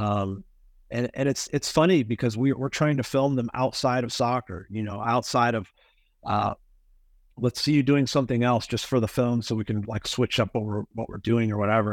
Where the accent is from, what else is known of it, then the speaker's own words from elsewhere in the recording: Kansas City, Missouri, United States; I grew up in Kansas City, I was gone for ten years and came back